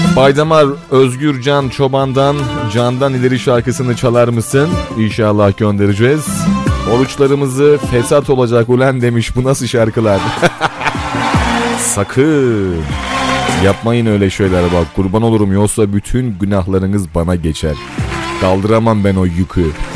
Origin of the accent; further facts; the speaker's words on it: Turhal, Tokat, Turkey; ben de Tokat Turhal'lıyım